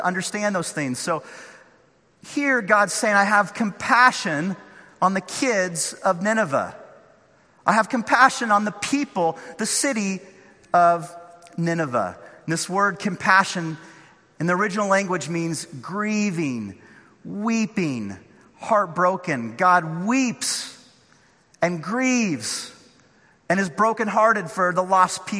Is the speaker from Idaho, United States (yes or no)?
no; Northern California, United States; now in Orange County, United States; I grew up in Northern California.